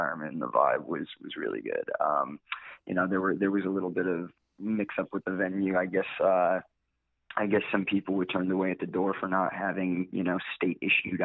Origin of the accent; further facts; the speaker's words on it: Connecticut, United States; we're from Connecticut